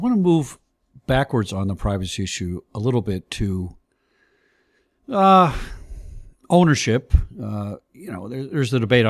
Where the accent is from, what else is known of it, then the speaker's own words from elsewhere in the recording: California, United States; You know, I came from California, and of course, California has one of the leading privacy laws out there